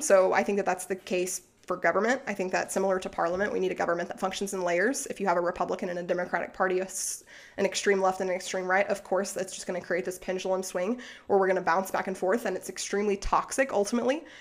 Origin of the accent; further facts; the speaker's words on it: Arkansas, United States; moved away; I'm also from Arkansas, quick shout out. So, like, I grew up in a town with, like, thirty thousand people, but, like, four Walmarts